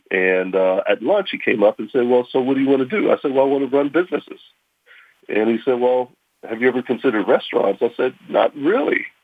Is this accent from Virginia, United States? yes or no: no; Pittsburgh, Pennsylvania, United States; I grew up here in Pittsburgh. Very proud to uh, be a Pittsburgher.